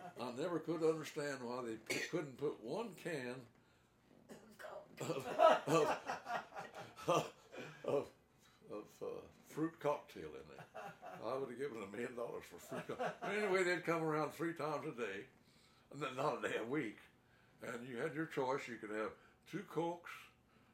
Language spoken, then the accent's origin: English; Crane, Missouri, United States; when I was growing up in Crane, that was in the 1930s